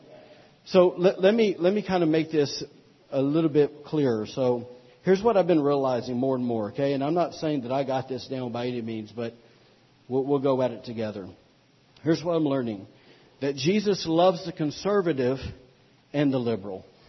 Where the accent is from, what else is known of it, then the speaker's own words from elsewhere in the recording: Alabama, United States; moved away; also born or lived in Louisiana / North Carolina; I'm from Alabama